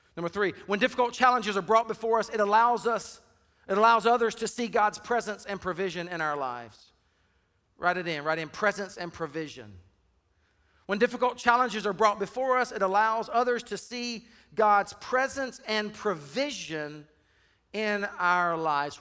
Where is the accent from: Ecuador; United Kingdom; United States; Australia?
United States; Deep South; I grew up in the Deep South